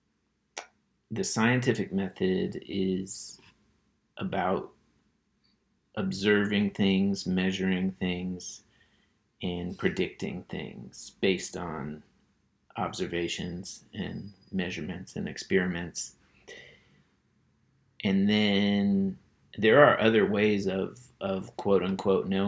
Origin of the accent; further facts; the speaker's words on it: Berkeley, California, United States; when I was a kid, I grew up in Berkeley, California, and it's a very politically active town.